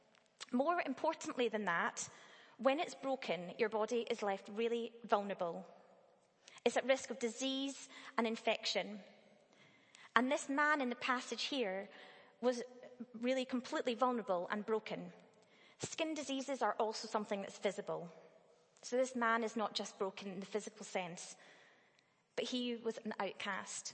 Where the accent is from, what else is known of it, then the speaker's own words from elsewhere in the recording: Dunblane, Scotland, United Kingdom; I grew up in Dunblane, a fairly small town